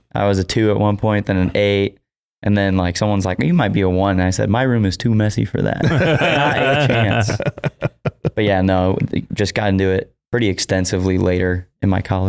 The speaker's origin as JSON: {"language": "English", "town": "Woodburn", "region": "Indiana", "country": "United States", "tie": "born or raised there", "lives_now": "Elkhart, United States", "said": "I grew up in Woodburn, Indiana, just outside Fort Wayne, living in Elkhart right now."}